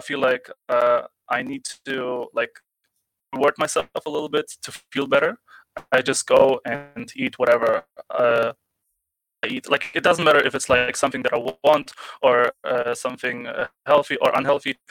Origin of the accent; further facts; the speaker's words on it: Germany; I'm from Germany.